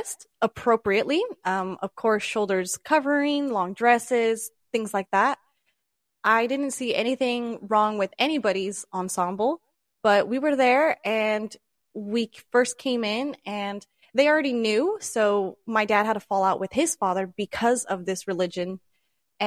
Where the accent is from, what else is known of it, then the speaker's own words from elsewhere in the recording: Utah, United States; moved away; I grew up in Utah